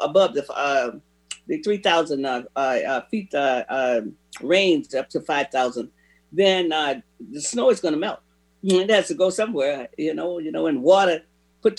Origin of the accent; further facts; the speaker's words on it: Florida, United States; now in Seattle, United States; When I grew up in Florida